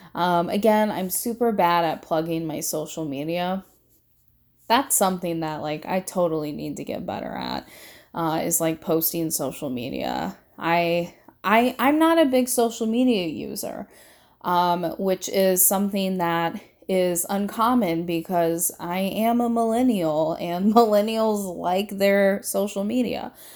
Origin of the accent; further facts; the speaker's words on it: Indiana and Michigan, Midwest, United States; I have lived between two states my entire life, and those two states are Indiana and Michigan